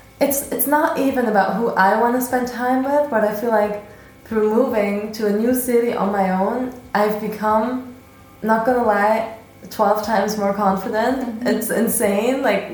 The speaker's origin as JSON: {"language": "English", "region": "Berlin", "country": "Germany", "tie": "born or raised there", "moved": "as an adult", "lives_now": "Vienna, Austria", "said": "I moved from Berlin. I was born and raised in Berlin."}